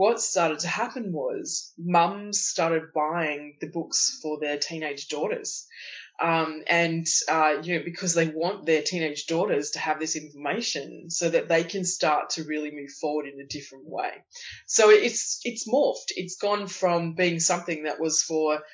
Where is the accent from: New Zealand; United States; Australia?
Australia; Tasmania; I grew up in Tasmania, which is it's sort of a small island at the bottom of Australia